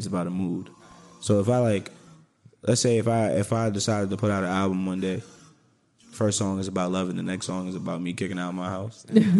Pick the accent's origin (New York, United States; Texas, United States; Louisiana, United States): New York, United States; moved away; also born or lived in Georgia; me and Seth, we both lived in Georgia as well. We grew up in New York, but we both lived in Georgia.